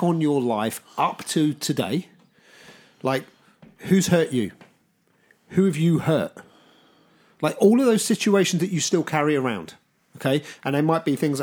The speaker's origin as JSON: {"language": "English", "town": "Southampton", "region": "South East England", "country": "United Kingdom", "tie": "born or raised there", "said": "I grew up in Southampton, and there's a lot of bridges in Southampton that go over the river"}